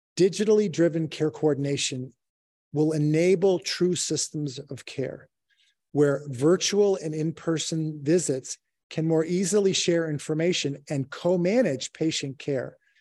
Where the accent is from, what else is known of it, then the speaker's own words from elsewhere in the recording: Chicago, Illinois, United States; I'm born and raised in Chicago